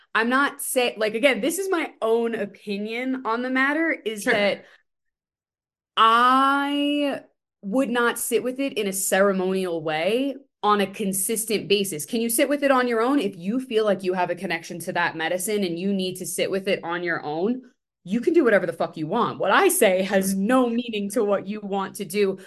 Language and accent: English; New York City, New York, United States; I'm from Staten Island.